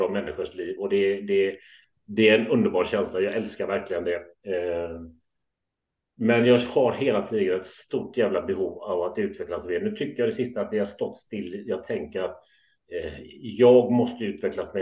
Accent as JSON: {"language": "Swedish", "town": "Gothenburg", "region": "Västra Götaland", "country": "Sweden", "tie": "born or raised there", "also_born_or_lived": "Kullavik", "said": "född och uppvuxen i Göteborg"}